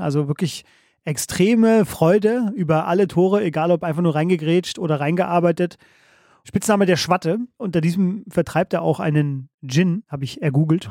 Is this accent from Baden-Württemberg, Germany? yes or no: no; Coburg, Bavaria, Germany; von meinem Heimatort Coburg